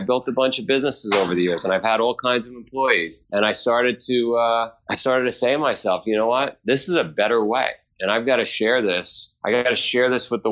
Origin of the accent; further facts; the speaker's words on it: New York City, New York, United States; moved away; also born or lived in Vermont; I grew up in Queens. I grew up in a neighborhood called Howard Beach